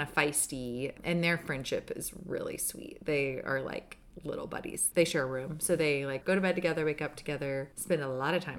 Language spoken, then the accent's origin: English; Austin, Texas, United States; moved away as an adult; now in Carlsbad, United States; I'm originally from Austin, Texas, and that's where Andrew